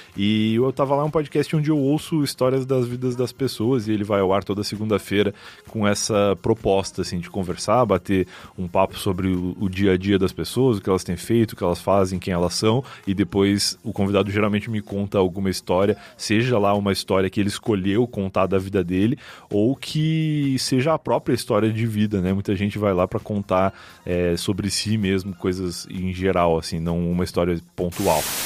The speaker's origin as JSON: {"language": "Portuguese", "region": "Rio Grande do Sul", "country": "Brazil", "tie": "born or raised there", "moved": "as an adult", "lives_now": "São Paulo, Brazil", "said": "sou gaúcho é, desde que nasci"}